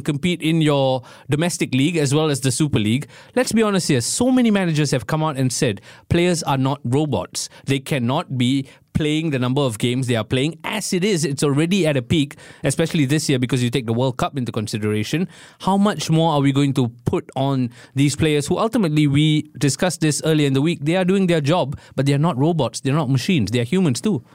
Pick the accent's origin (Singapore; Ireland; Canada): Singapore; as a Singaporean